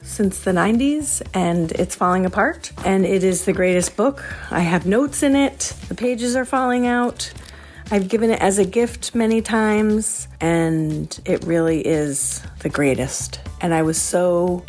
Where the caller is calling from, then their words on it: Jamaica, Vermont, United States; I'm calling from Jamaica, Vermont